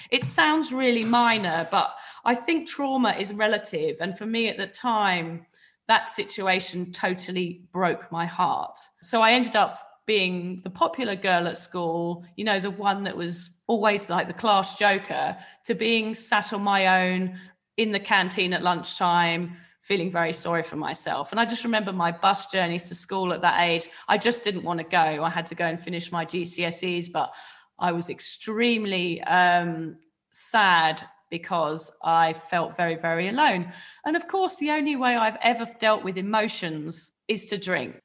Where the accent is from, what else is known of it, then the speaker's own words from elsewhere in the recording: a little village outside Reading, South East England, United Kingdom; I'm from a little village outside Reading. Um, I grew up, you know, in a family where I felt very loved